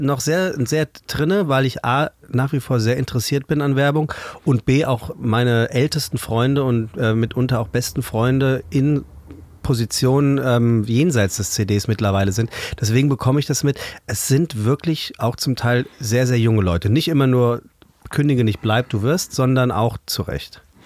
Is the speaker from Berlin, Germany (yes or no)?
no; Taunus, between Kelkheim and Königstein, Hesse, Germany; also born or lived in Frankfurt; Tatsächlich gebürtige Frankfurter, das kann man ganz genau so sagen. Aufgewachsen im Taunus wohlbehütet